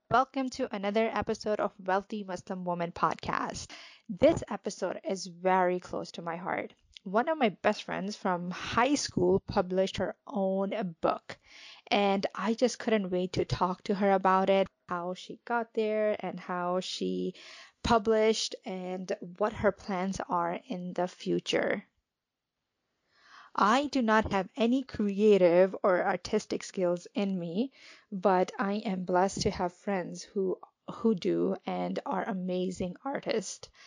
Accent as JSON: {"language": "English", "region": "New York", "country": "United States", "tie": "born or raised there", "also_born_or_lived": "Pakistan / Riyadh, Saudi Arabia / Jeddah, Saudi Arabia", "said": "I was born in Pakistan and I came to the US when I was 10. I grew up here in New York."}